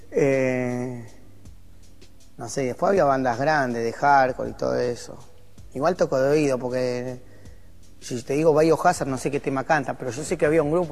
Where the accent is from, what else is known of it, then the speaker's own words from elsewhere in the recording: Argentina; soy argentino